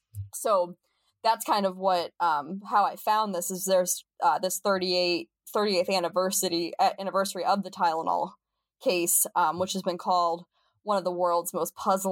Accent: Ohio, United States; I'm from Ohio

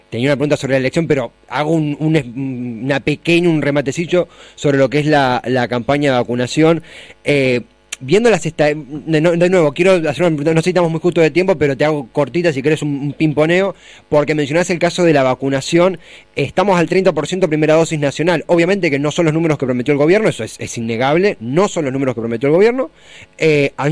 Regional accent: Buenos Aires Province, Argentina; Porque terminamos hablando de ciudad cuando los dos somos bonaerenses.

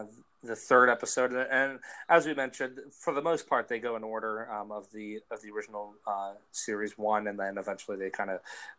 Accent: Pennsylvania, United States; that is in my home state.

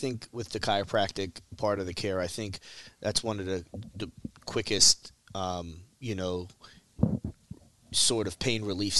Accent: Philadelphia, Pennsylvania, United States; not too far from where I grew up in the Olney Feltonville area.

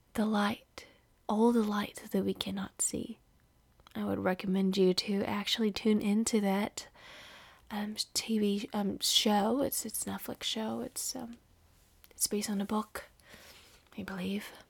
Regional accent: Indonesia; moved away as an adult; now in California, United States; I am from Indonesia. I live in California by winning the green card lottery after eight years of applying.

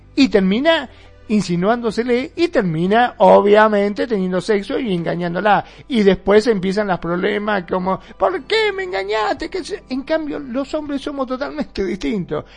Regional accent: Mar del Plata, Buenos Aires Province, Argentina; acá en Mar de Plata, de donde soy yo

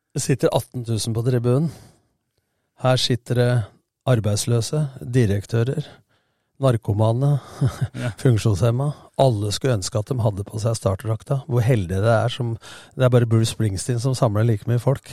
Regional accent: Lillestrøm, Akershus, Norway; also born or lived in Kristiansand; now in Skien, Norway; Vi har vokst opp sammen i Lillestrøm

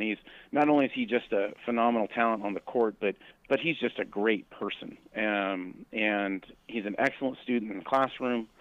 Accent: Eugene, Oregon, United States; growing up in Eugene myself

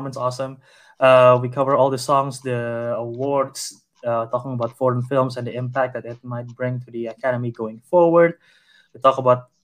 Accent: Indonesia; my home country

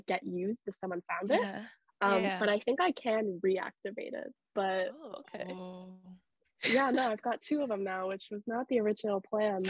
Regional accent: Sudbury, Ontario, Canada; moved away as an adult; I'm originally from Sudbury

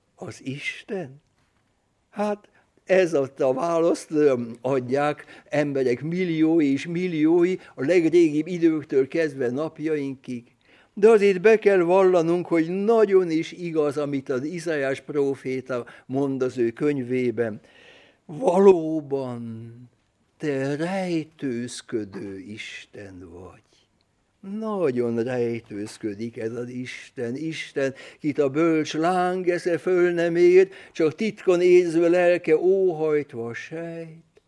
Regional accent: Budapest, Hungary; Budapesten születtem, Budapesten nevelkedtem

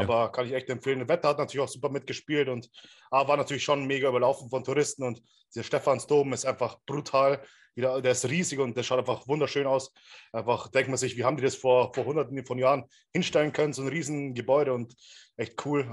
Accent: Regensburg, Bavaria, Germany; in Regensburg, wo ich herkomme

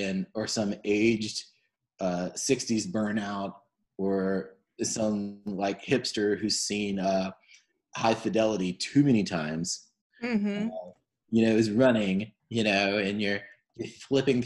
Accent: Charleston, South Carolina, United States; I was growing up in Charleston at that point in time

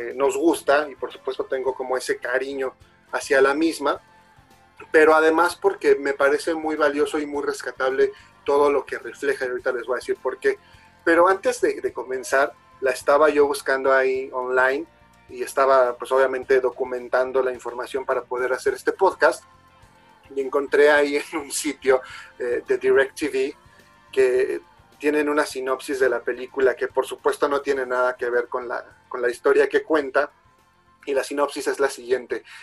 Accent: Mexico; como mexicanos

